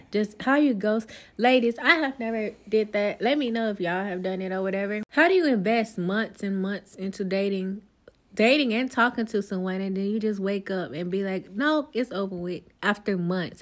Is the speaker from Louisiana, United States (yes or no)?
yes; Louisiana, United States; moved away as an adult; now in New Jersey, United States; I'm originally from Louisiana